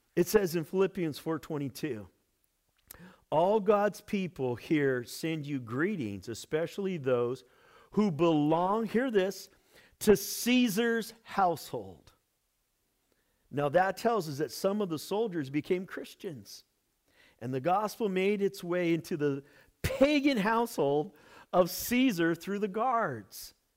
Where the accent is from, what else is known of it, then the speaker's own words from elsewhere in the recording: United States; Our American church